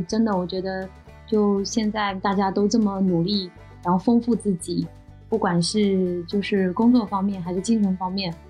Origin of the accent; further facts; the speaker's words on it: China; 我们其实中国人